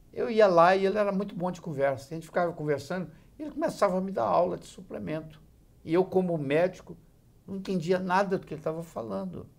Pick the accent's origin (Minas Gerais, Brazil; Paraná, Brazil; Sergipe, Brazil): Minas Gerais, Brazil; Juiz de Fora; É, eu sou mineiro. Eu nasci em Juiz de Fora, eu nasci no dia 6 de julho de 1945, ao meio-dia em ponto.